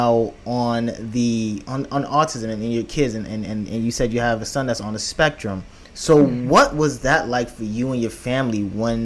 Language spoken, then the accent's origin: English; Chicago, Illinois, United States; now in Syracuse, United States; growing up in Chicago, we have our little sections